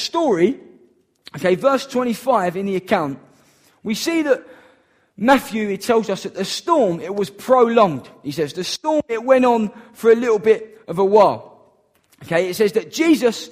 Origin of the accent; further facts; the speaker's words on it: Downham, United Kingdom; I'm from Downham.